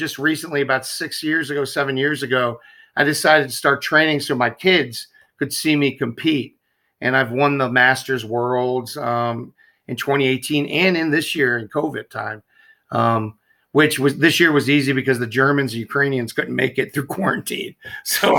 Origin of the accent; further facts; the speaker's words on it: Baltimore, Maryland, United States; moved away; I'm East Coast. I'm from Baltimore originally.